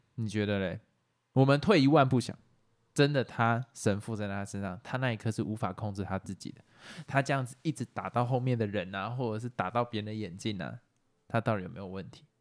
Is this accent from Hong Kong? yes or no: no; Taiwan; 台湾是一个移民嘛，台湾本来就是一个移民的国家嘛，就是我们从最早从中国这样过来